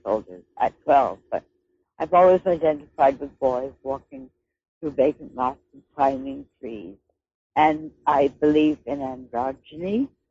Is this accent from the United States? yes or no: yes; United States; now in Victoria, Canada; I'm an American poet